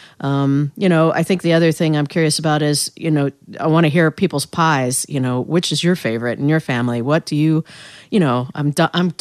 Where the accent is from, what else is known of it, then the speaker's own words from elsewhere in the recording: United States; also born or lived in North Carolina / Northern Indiana / York, Pennsylvania; now in Baltimore, United States; I didn't grow up here. I grew up in North Carolina and then Northern Indiana, although my family is from York, Pennsylvania.